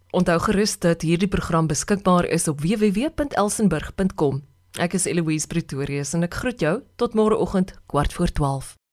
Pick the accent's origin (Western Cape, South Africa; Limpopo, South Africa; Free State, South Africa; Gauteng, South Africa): Free State, South Africa; soos ek in die Vrystaat grootgeword